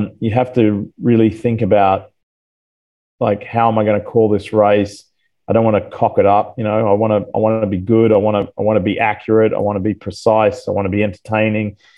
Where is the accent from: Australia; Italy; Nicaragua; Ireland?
Australia; moved away as an adult; also born or lived in Atlanta, Georgia; now in United States; I'm an American citizen, but I'll never lose my Australian roots